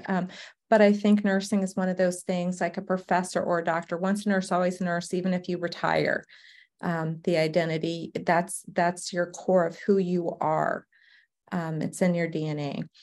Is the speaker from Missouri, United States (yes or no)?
no; Savannah, Georgia, United States; now in Arizona, United States; born and raised in Savannah, Georgia